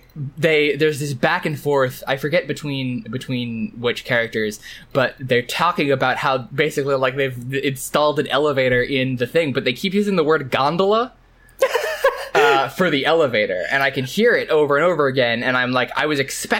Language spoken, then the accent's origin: English; United States; I'm American